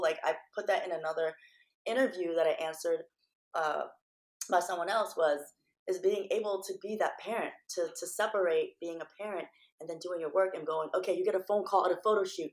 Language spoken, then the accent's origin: English; Philippines; moved away; I'm Filipino.